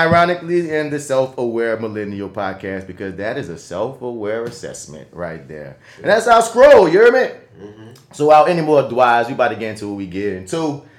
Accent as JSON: {"language": "English", "country": "United States", "said": "we're already American."}